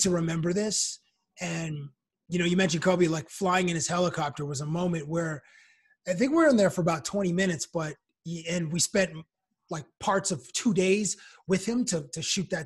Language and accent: English; Toronto, Ontario, Canada; moved away as an adult; now in United States; being a Canadian working in the United States